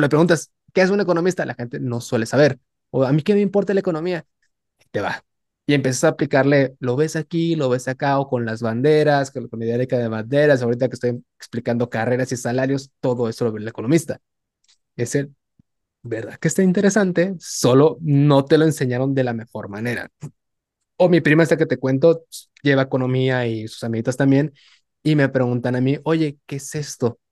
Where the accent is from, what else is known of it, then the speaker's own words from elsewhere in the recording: Tabasco, Mexico; now in Nuevo León, Mexico; yo siendo tabasqueño, aquí en, aquí sobre todo en Nuevo León